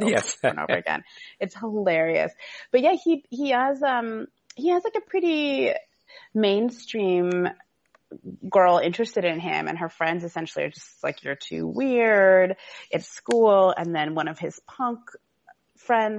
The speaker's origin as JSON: {"language": "English", "town": "Seattle", "region": "Washington", "country": "United States", "said": "I'm actually from the West Coast, originally not California, but Seattle."}